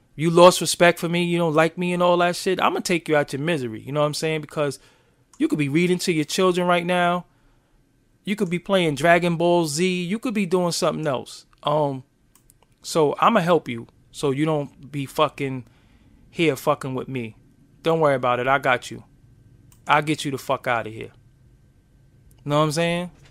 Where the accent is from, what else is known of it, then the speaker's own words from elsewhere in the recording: New York City, New York, United States; I'm from Brooklyn.